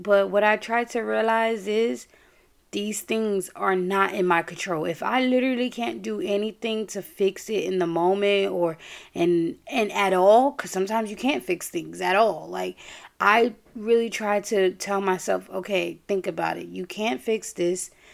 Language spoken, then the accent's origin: English; New York, United States; I'm from New York